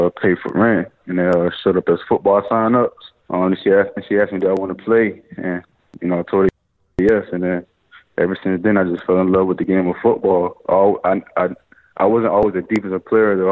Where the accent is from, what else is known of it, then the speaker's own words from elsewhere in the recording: Chesapeake, Virginia, United States; I grew up in South North of Chesapeake, Virginia